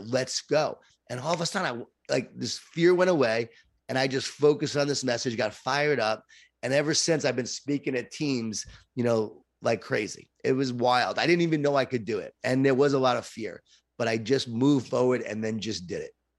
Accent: Long Island, New York, United States; I grew up in Long Island, New York, and a Jewish Italian family

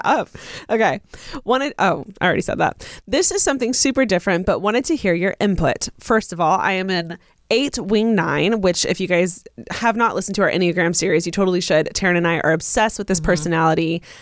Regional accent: Inland Empire, Southern California, United States; moved away as an adult; also born or lived in Orange County, California; now in Los Angeles, United States; I'm from Southern California, but I'm not from LA. And I remember even just moving to Orange County from like the IE, which is where I'm from

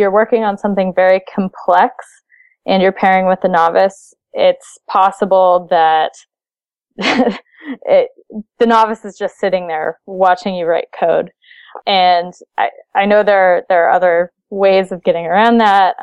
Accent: Seattle, Washington, United States; I'm from Seattle

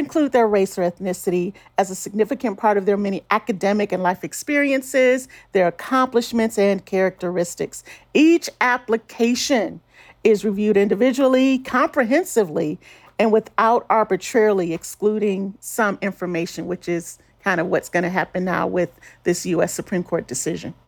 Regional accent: Detroit, Michigan, United States; now in Salt Lake City, United States; my hometown of Detroit

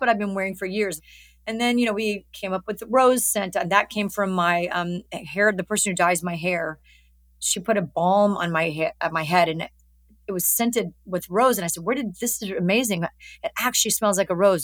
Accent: Alabama, United States; moved away; I'm from Alabama

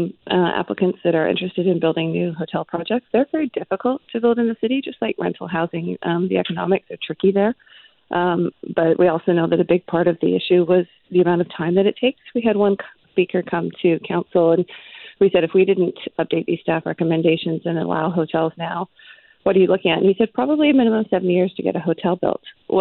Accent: Vancouver, British Columbia, Canada; It was sort of a rite of passage of growing up in Vancouver.

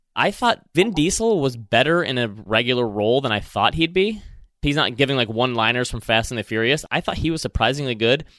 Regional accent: Michigan, United States; accent: Michigan; my Michigan accent

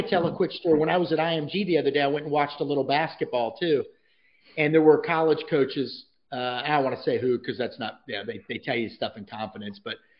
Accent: Florida, United States; when I was a kid growing up in Florida.

